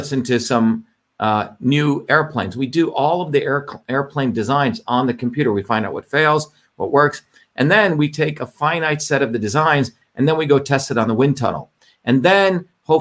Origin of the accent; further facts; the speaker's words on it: India; when I grew up in India